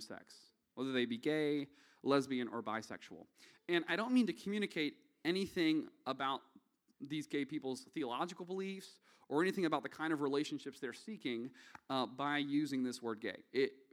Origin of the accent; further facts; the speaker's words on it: the South, United States; accent: Southern; now in Nashville, United States; my thin Southern blood